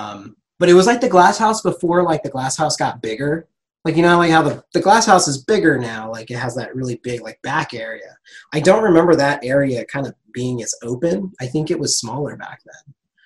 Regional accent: Ontario, California, United States; Ontario, California.

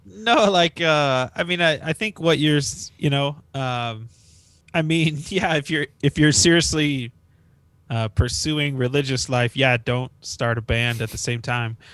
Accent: northeast Kansas, United States; I, uh, born and raised in Kansas

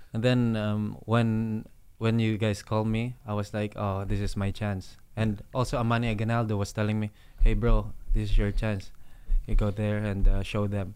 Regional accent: Iloilo City, Western Visayas, Philippines; moved away; I'll go back to Iloilo, um, um, you know, make an academy or to give back to my hometown

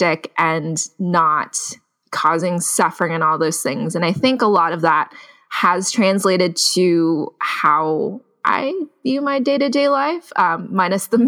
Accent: Sunnyvale, California, United States; I grew up in the Bay Area. I grew up in Sunnyvale

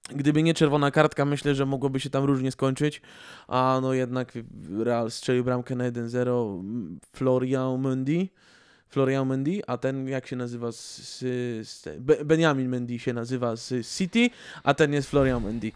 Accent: Greater Poland, Poland; z Wielkopolski pochodzę

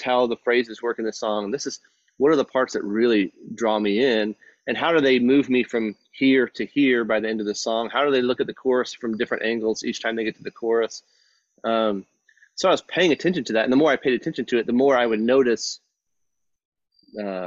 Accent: Texas, United States; moved away; growing up in Texas

